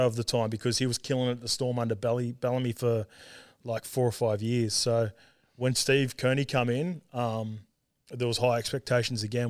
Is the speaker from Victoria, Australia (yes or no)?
no; Sydney, New South Wales, Australia; born or raised there; also born or lived in Auckland, New Zealand / Salford, England